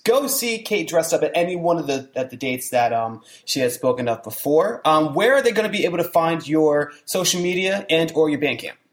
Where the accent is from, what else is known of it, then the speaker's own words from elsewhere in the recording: New Jersey, United States; I'm from the Southern Jersey region